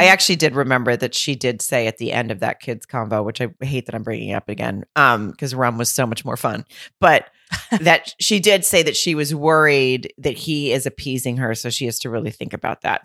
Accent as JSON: {"language": "English", "area": "near Lowell", "region": "Arkansas", "country": "United States", "tie": "born or raised there", "moved": "yes", "said": "at the Grove in Lowell, which is right outside my hometown"}